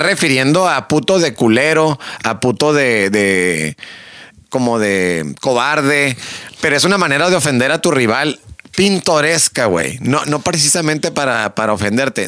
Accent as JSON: {"language": "Spanish", "country": "Mexico", "said": "como mexicano"}